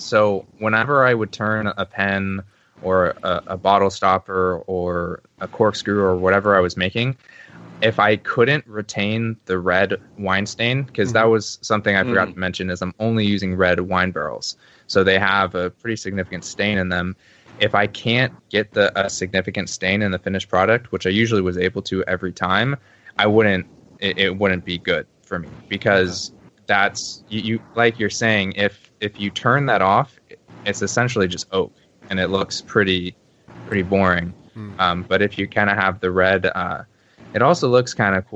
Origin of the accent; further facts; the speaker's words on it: Sonoma County, Northern California, United States; moved away as an adult; now in San Luis Obispo County, United States; I'm from Sonoma County, which is right by Napa County, mm-hmm. like Napa Valley area in Northern California